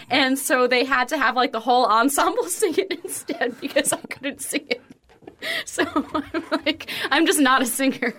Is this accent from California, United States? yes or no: no; northwest New Jersey, United States; moved away; I lived in the northwest part of Jersey